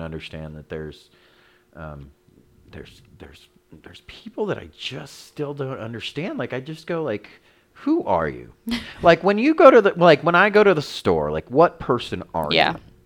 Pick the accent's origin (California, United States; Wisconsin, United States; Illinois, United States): California, United States; I'm from California